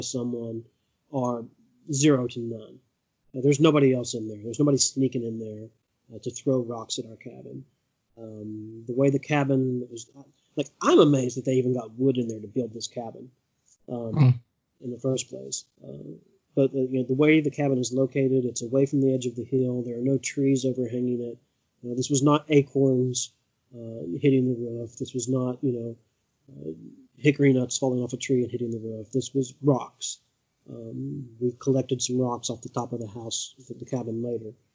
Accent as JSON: {"language": "English", "area": "Appalachia", "region": "Eastern Kentucky", "country": "United States", "tie": "born or raised there", "said": "I grew up in Eastern Kentucky in Appalachia, and I currently live on 64 acres of wooded land in the middle of nowhere in Elliott County, Kentucky"}